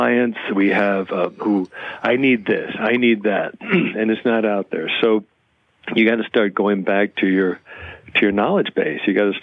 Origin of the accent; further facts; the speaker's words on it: Chicago, Illinois, United States; now in Kingston, United States; I grew up in Chicago on the South Side